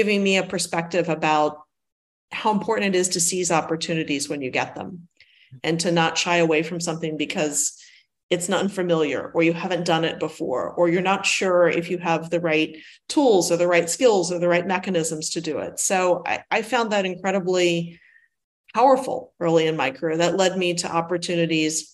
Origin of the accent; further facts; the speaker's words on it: Washington, D.C., Northeast area, Mid-Atlantic, United States; I'm originally from the Washington, D.C., Mid-Atlantic, Northeast area. And of the United States